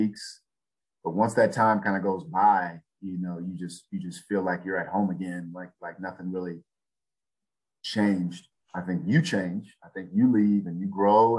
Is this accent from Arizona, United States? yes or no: yes; Tucson, Arizona, United States; I'm from Tucson, Arizona. I played at Rincon High School